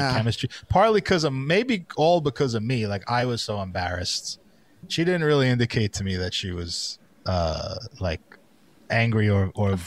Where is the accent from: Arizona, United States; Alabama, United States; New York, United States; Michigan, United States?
New York, United States; New York City; I was from Brooklyn